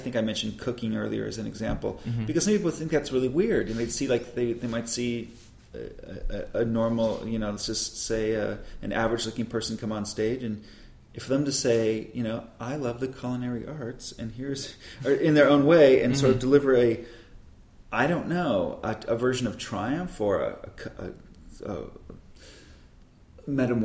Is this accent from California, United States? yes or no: yes; Burbank, California, United States; when I was a kid growing up in Burbank